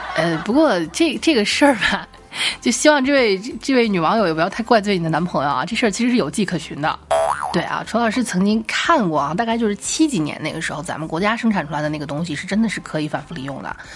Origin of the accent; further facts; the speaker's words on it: Xi'an, Shaanxi, China; accent: Xi'an dialect; 在我们西安话叫丧眼